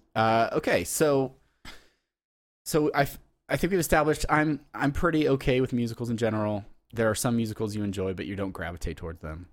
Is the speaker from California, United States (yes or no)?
yes; San Diego, California, United States; I'm from San Diego, so I'm not from